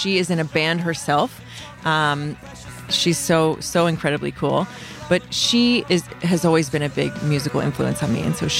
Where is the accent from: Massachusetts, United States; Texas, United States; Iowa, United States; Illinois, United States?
Texas, United States; North Central; moved away; growing up in North Central Texas